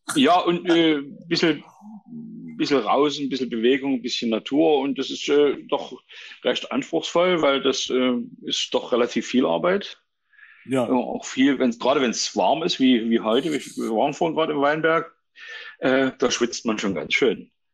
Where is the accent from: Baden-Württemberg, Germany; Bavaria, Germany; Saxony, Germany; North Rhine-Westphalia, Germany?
Saxony, Germany; Lunzenau; moved away as an adult; also born or lived in Burgstädt; now in Dresden, Germany; ich bin äh, äh, in Burgstadt geboren, das ist äh, von Chemnitz Richtung Leipzig. Ja. Ähm, bin da aufgewachsen in Lunzenau in Rochlitz, äh, an der Zwickauer Mulde quasi